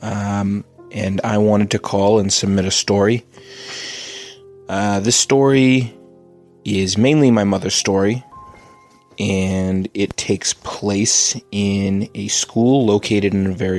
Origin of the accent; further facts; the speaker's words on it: Massachusetts, United States; We're from Massachusetts